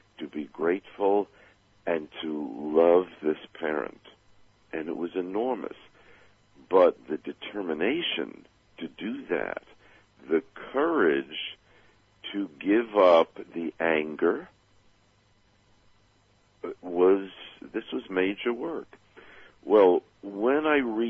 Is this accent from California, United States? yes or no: no; New York City, New York, United States; I grew up back in Brooklyn, New York, when we still had the Dodgers